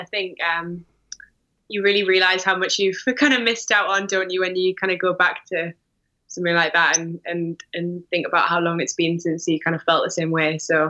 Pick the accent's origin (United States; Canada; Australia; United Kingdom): United Kingdom; England; As an Englishman